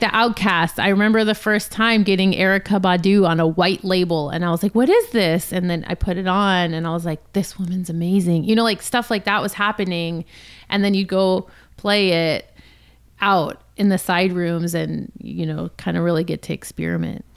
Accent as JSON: {"language": "English", "town": "Los Angeles", "region": "California", "country": "United States", "tie": "born or raised there", "also_born_or_lived": "San Francisco", "said": "born and raised in Los Angeles"}